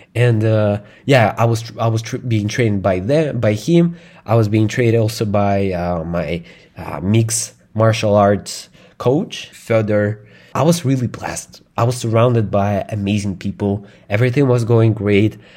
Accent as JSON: {"language": "English", "region": "Moscow", "country": "Russia", "tie": "born or raised there", "second_language": "English", "said": "I grew up in, uh, Russia. In Moscow, it's the capital of Russia"}